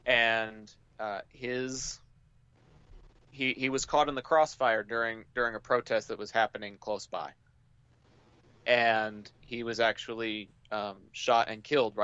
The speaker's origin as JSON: {"language": "English", "region": "Texas", "country": "United States", "said": "I'm from Texas."}